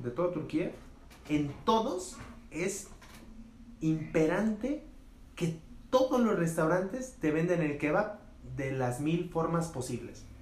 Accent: Mexico; como buen mexicano

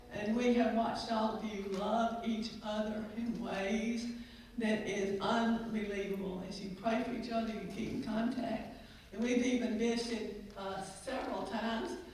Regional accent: Moorhead, Mississippi, United States; moved away; also born or lived in Texas; I grew up in Mississippi in a small town called Moorhead

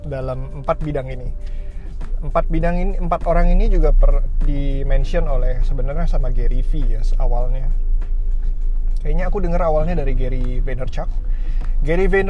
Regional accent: Tangerang, Banten, Indonesia; gue anak Tangerang well lahir lahir sih nggak di sini cuman dari kecil dan sampai sekarang tinggal di kota Tangerang

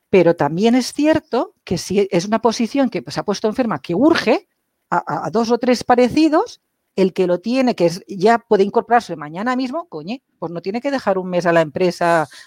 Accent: Catalonia, Spain; Yo soy catalana.

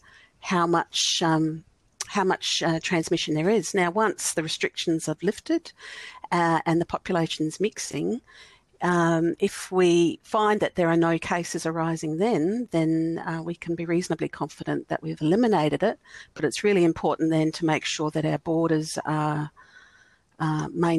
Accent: South Australia, Australia; I'm from South Australia

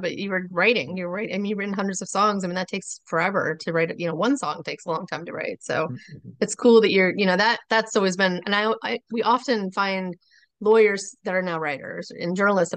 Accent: Indiana, United States; I'm from Indiana

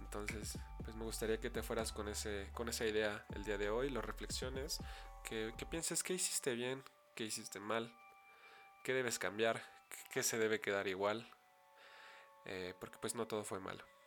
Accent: State of Mexico, Mexico; Soy originario del Estado de México

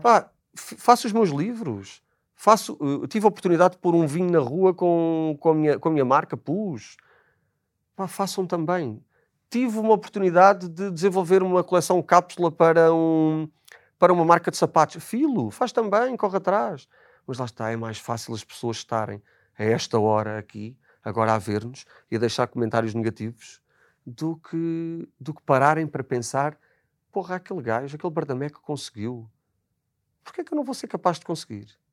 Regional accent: Azores, Portugal; moved away; que sou dos Açores, sou igualmente imigrante

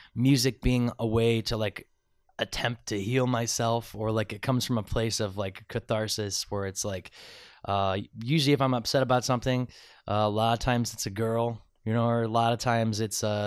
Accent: Medina, Ohio, United States; I grew up in Medina, about 45 minutes south of Cleveland, but I'm from Northeast Ohio.

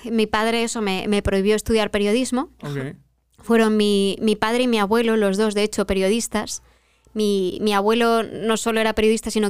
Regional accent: Madrid, Community of Madrid, Spain; De Madrid.

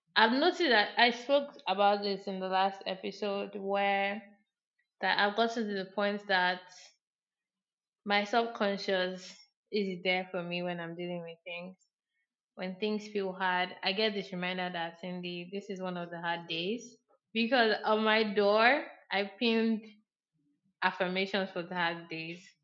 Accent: Abia, Nigeria; I'm like Igbo or I'm from Abia State

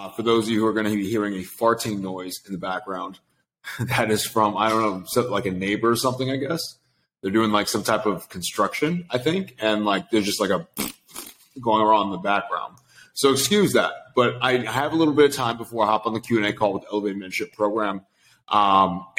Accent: Sacramento, California, United States; now in Los Angeles, United States; I grew up in Sacramento, California.

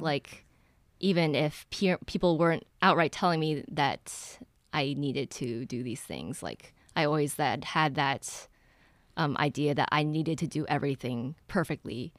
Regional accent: Ann Arbor, Michigan, United States; I grew up in Ann Arbor.

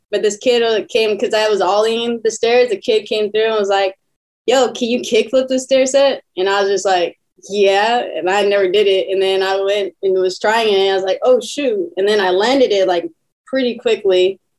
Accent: Riverside, California, United States; I was born in Riverside

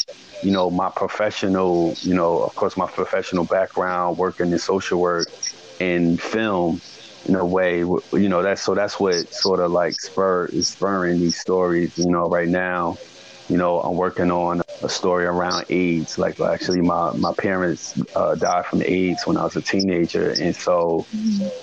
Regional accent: East Orange, New Jersey, United States; I come from East Orange, North New Jersey, the urban

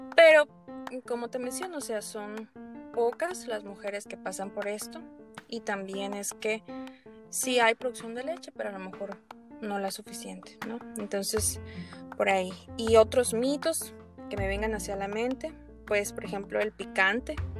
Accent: Torreón, Coahuila, Mexico; now in Hermosillo, Mexico; yo soy originaria de Torreón Coahuila

